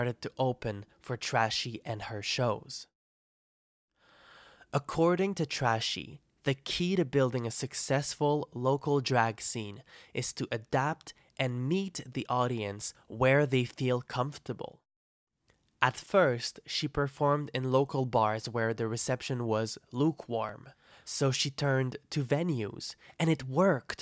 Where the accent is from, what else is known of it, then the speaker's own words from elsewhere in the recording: Trois-Rivières, Quebec, Canada; my hometown of Trois-Rivières